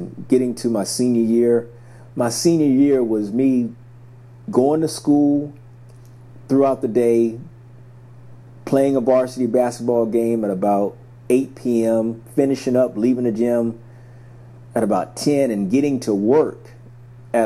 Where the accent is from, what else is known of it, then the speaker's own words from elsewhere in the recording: a small town outside of Savannah, Georgia, United States; I grew up in a small town outside of Savannah, Georgia. So I grew up in the South